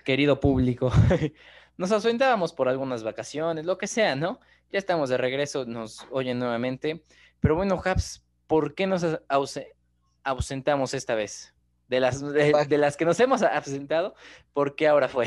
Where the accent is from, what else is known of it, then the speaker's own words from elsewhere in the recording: Mexico; Somos así los mexicanos